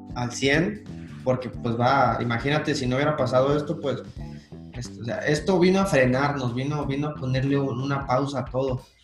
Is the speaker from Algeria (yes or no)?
no; Mexico; moved away; como los mexicanos que somos